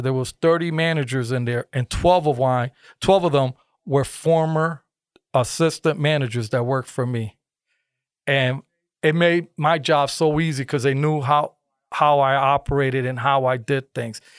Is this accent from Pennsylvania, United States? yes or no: no; Bridgeport, Connecticut, United States; born and raised in Bridgeport